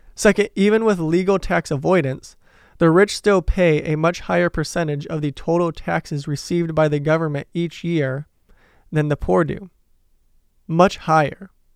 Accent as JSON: {"language": "English", "town": "Detroit", "region": "Michigan", "country": "United States", "said": "I'm from Detroit, possibly the union capital of the United States"}